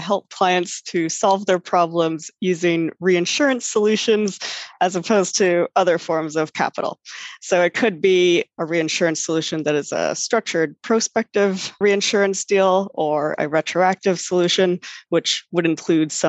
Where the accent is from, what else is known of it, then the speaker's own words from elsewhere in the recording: Vancouver, British Columbia, Canada; moved away as an adult; also born or lived in Toronto, Canada / Switzerland; now in New York, United States; I'm actually from Vancouver on the west coast of Canada.